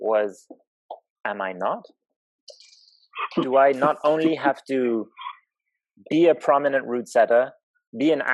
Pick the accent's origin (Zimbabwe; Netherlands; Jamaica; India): Zimbabwe; moved away; I grew up in Zimbabwe